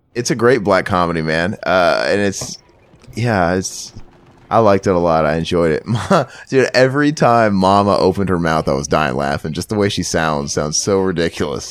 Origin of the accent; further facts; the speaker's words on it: Missouri, United States; moved away; I'm from Missouri